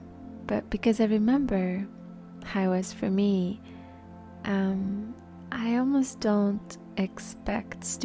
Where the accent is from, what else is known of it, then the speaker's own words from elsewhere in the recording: Paris, Île-de-France, France; moved away; I grew up in Paris, so that's why the French came out.